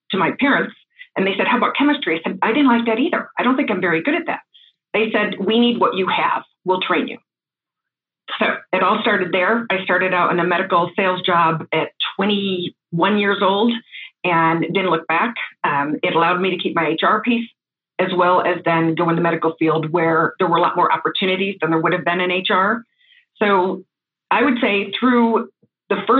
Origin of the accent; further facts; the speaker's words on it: Corning, New York, United States; moved away; I'm actually originally from the East Coast, from a small town in New York called Corning, New York